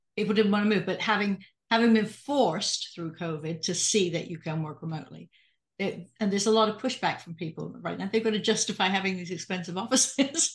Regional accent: United Kingdom; being British

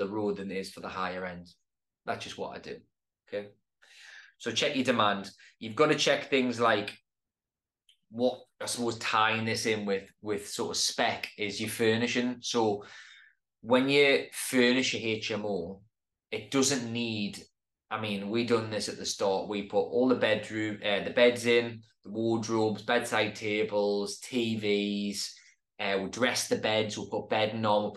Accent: Newcastle upon Tyne, North East England, United Kingdom; my hometown

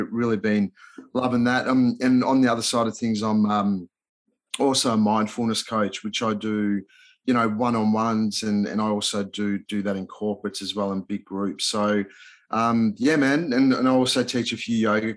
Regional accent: Melbourne, Victoria, Australia; accent: Australian; English is a second language; also born or lived in Budapest, Hungary / Los Angeles, United States; I moved to Melbourne, Australia with mum and dad when I was like 8 and didn't know a word of English

